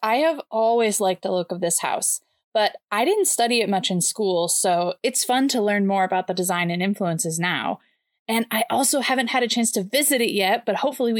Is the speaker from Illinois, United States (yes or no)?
no; next door to Zeeland, Michigan, United States; Zeeland, Michigan, which is the town right next door to my hometown.